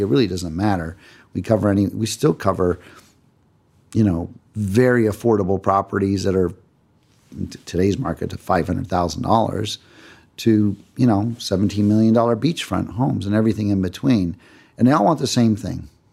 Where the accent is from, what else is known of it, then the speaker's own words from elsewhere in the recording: Cleveland, Ohio, United States; moved away as an adult; now in Los Angeles, United States; I grew up in Cleveland, Ohio. I was there until uh, I was 18 years old.